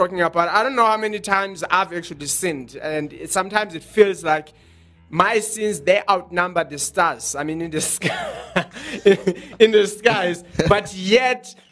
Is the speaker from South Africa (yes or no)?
yes; South Africa; from South Africa